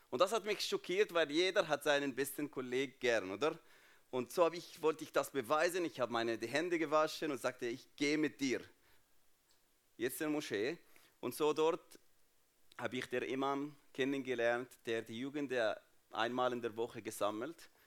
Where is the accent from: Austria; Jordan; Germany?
Jordan; German is a second language; So, ich bin Palästinenser, aber nicht in Palästina aufgewachsen, nicht in Israel aufgewachsen, sondern in Jordanien. Jordanien, warum? Weil 1967 meine Familie geflüchtet von Jerusalem nach Jordanien.